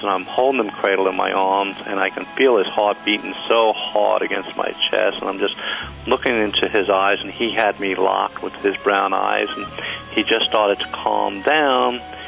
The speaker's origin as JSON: {"language": "English", "region": "Kentucky", "country": "United States", "also_born_or_lived": "New York / San Diego", "moved": "as an adult", "said": "I'm from Kentucky, and after I went to school for accounting, I went to New York"}